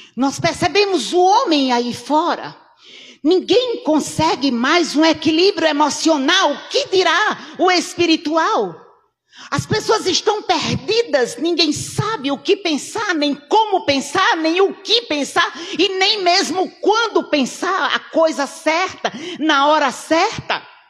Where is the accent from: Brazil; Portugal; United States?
Brazil; Sou brasileira